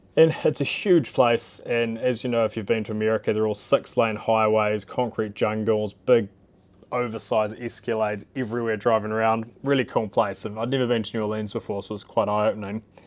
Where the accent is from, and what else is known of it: New Zealand